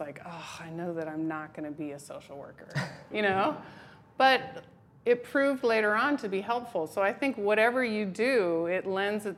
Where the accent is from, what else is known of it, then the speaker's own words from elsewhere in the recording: Berkeley, California, United States; moved away as an adult; also born or lived in New Hampshire; I grew up in Berkeley